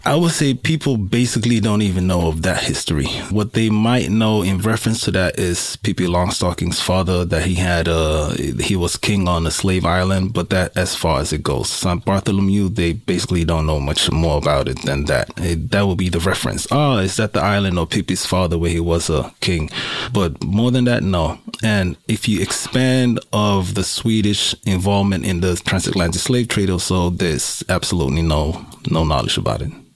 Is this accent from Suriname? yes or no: yes; Suriname; now in Sweden; I am from Suriname. I would call myself first generation immigrant to Sweden.